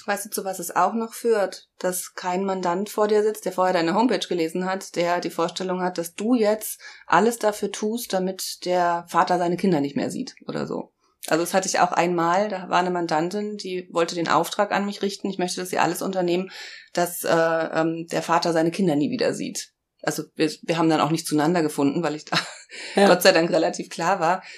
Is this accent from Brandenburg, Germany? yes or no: yes; Brandenburg, Germany; now in Heidelberg, Germany; bin zwar kein Berliner Gewächs, aber ich bin in Brandenburg geboren